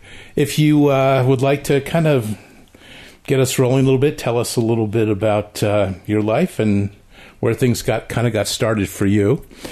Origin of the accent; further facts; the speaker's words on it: Connecticut, United States; I grew up in Connecticut